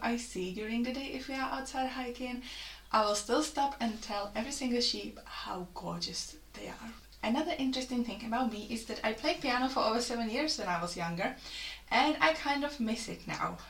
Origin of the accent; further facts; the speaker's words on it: Czechia; moved away as an adult; now in Lichfield, United Kingdom; I come from the Czech Republic and I have been in the UK for over five years now.